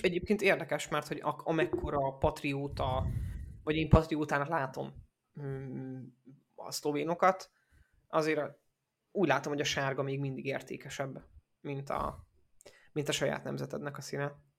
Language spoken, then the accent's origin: Hungarian; Debrecen area, Hajdú-Bihar, Hungary; én arra a környékre származom